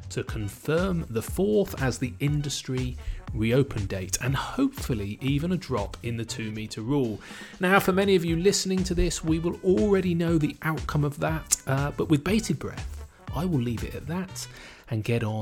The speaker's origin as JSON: {"language": "English", "town": "Bournemouth", "region": "South West England", "country": "United Kingdom", "tie": "born or raised there", "said": "he runs a couple of awesome local venues in my hometown of Bournemouth"}